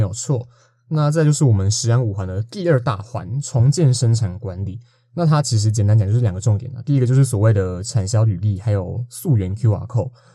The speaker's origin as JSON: {"language": "Chinese", "region": "Nantou County", "country": "Taiwan", "said": "因为我嘿。是南投人"}